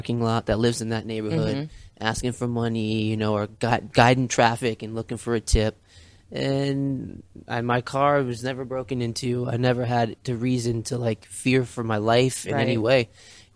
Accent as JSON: {"language": "English", "area": "Broward County", "region": "Florida", "country": "United States", "said": "I'm from Broward area"}